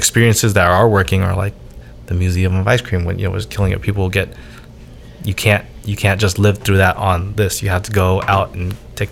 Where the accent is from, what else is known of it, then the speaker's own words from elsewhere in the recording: Orange County, California, United States; I'm an Orange County kid. I'm born and raised out here